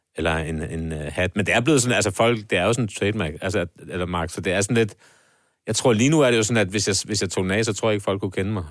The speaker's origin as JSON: {"language": "Danish", "town": "Copenhagen", "region": "Capital Region of Denmark", "country": "Denmark", "tie": "born or raised there", "said": "min barndom på Nørrebro"}